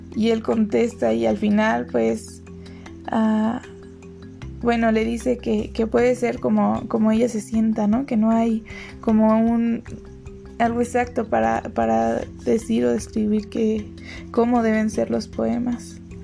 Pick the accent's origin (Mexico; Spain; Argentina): Mexico; State of Mexico; Tengo 22 años y soy del, Estado de México.